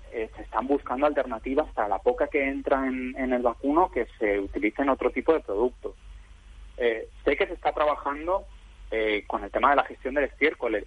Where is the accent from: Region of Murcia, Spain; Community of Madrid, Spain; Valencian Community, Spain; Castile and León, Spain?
Valencian Community, Spain; siendo valenciano